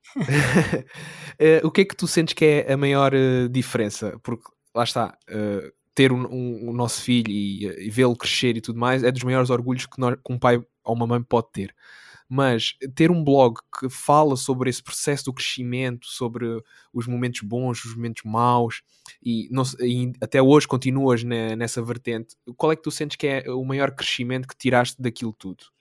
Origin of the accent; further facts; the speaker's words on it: Algarve, Portugal; moved away as an adult; now in Lisbon, Portugal; eu sou do Algarve e vim de propósito para Lisboa para tirar o meu mestrado